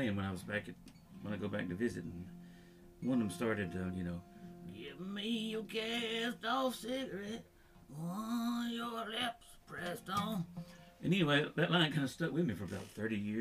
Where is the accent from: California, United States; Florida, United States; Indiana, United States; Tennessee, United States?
Tennessee, United States; I'm from Tennessee. I'm from a small rural town in Tennessee